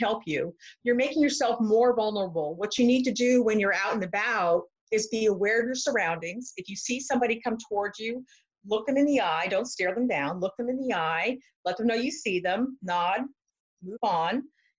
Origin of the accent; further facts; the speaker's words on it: Camp Pendleton, California, United States; now in Clayton, United States; I'm originally from Southern California, Camp Pendleton, California, at the Marine base.